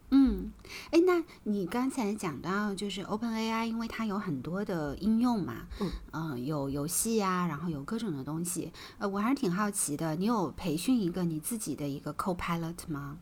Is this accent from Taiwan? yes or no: no; China; 我们中国人